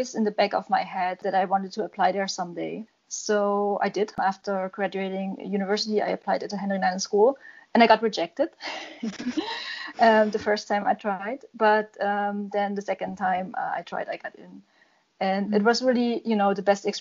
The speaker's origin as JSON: {"language": "English", "town": "Leipzig", "region": "Saxony", "country": "Germany", "tie": "born or raised there", "said": "Leipzig, my hometown"}